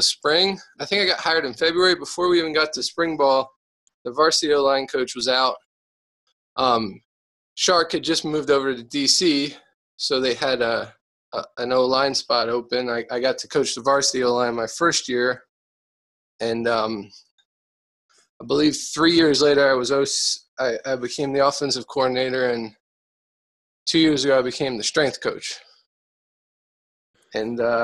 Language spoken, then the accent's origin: English; Emmaus, Pennsylvania, United States; moved away as an adult; now in Las Vegas, United States; I grew up in Emmaus, Pennsylvania. That's where I went to high school